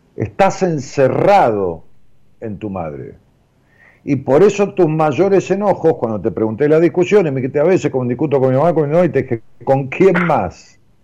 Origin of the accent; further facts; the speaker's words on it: Florencio Varela, Buenos Aires Province, Argentina; Florencio Varela. Zona